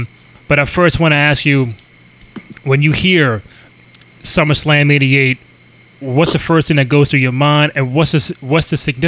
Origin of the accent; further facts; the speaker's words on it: New York, United States; these major pay-per-views were in my hometown